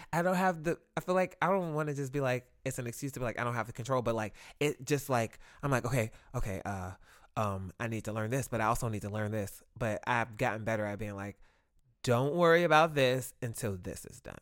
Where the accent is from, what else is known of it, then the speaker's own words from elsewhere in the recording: Ohio, United States; moved away; we're from Ohio.